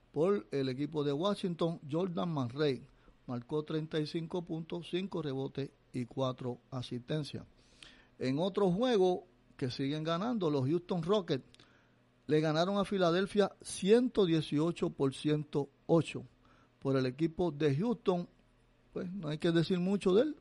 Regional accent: Mayagüez, Puerto Rico

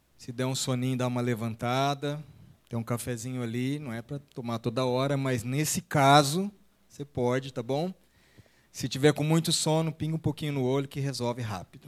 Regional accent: Araçatuba, São Paulo, Brazil; also born or lived in São José do Rio Preto; nós crescemos da nossa infância lá na igreja em Aracatuba

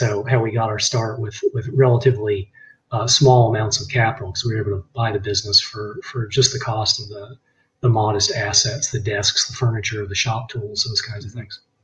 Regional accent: Virginia, United States; moved away as an adult; also born or lived in Boston, Massachusetts; I grew up in Virginia

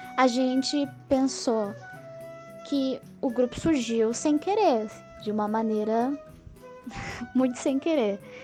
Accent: Santos, São Paulo, Brazil; moved away as an adult; also born or lived in Pelotas; Eu sou de Santos, São Paulo

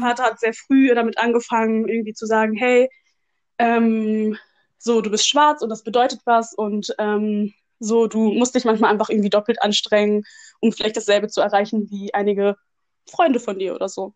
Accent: Germany; Ich bin in Deutschland geboren.

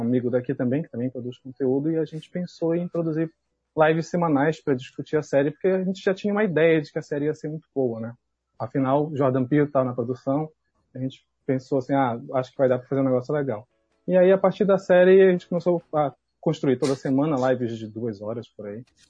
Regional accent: Belém, Pará, Brazil; eu sou de Belém, né, sou do, do eixo sul-sudeste

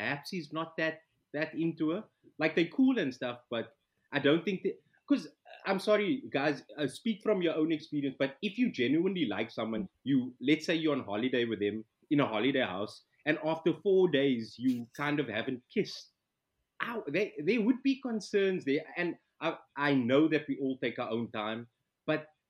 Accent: Cape Town, Western Cape, South Africa; I grew up in Crawford

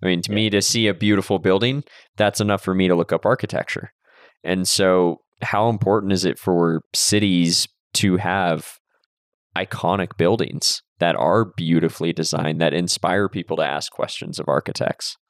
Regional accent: Santa Cruz, California, United States; I grew up in Santa Cruz but in the Bay Area basically

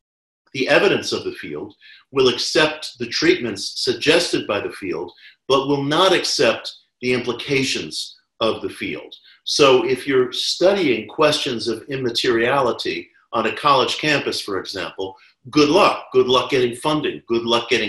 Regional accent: New York City, New York, United States; I was a kid growing up in New York City in the 1970s

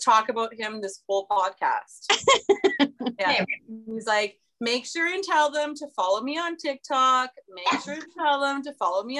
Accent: Saskatchewan, Canada; now in British Columbia, Canada; I'm from Saskatchewan where it's flat.

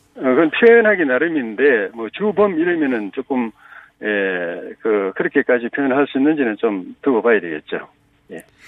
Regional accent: South Korea; 제가 마침 어릴 때 낙동강 밑에서 태어나가지고 지류지천에서 자라가지고

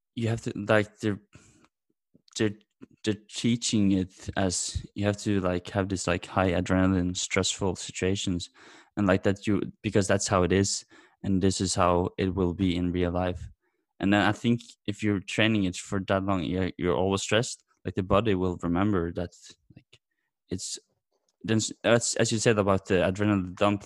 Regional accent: Norway; I'm from Norway

